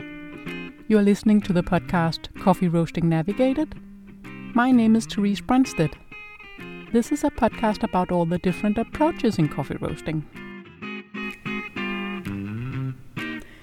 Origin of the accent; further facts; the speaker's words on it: Denmark; English is a second language; If you're wondering about my English accent, it's because I'm not native English. I'm Danish